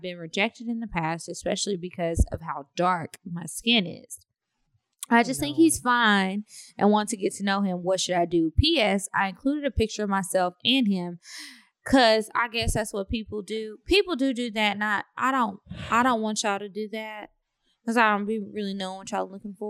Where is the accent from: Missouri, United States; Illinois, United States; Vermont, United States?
Missouri, United States; Kansas City; I'm originally from Kansas City, Missouri. So when the pandemic happened and school shut down, I moved back home.